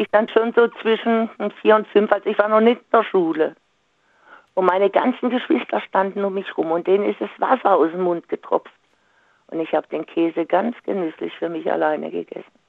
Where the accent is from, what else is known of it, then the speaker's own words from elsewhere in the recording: Singen, Baden-Württemberg, Germany; moved away; ich komme ja aus Singen ursprünglich